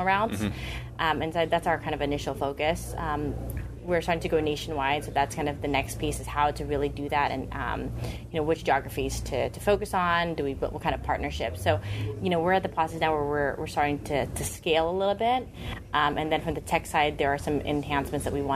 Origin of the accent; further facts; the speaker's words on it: Sacramento, California, United States; I grew up in Sacramento